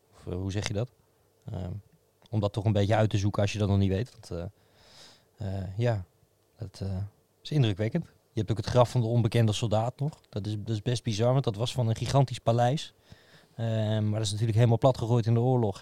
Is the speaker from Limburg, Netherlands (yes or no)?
no; Utrecht, Netherlands; als Utrechter